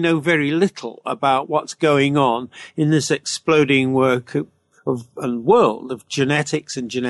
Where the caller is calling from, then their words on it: Canada; Is that same thing true here in Canada, do you think, because I'm speaking from Canada